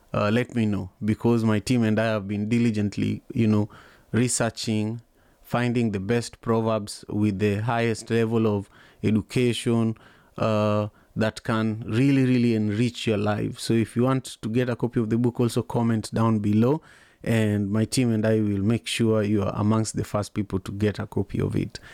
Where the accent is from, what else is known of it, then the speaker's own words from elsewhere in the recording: Kisumu, Kisumu County, Kenya; moved away as an adult; also born or lived in Manyatta, Kisumu; now in United States; I grew up in Kisumu, Kenya